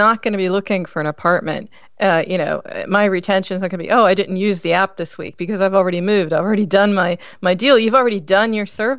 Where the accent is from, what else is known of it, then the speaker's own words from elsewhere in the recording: United States; now in Europe; I'm American, but I'm living in Europe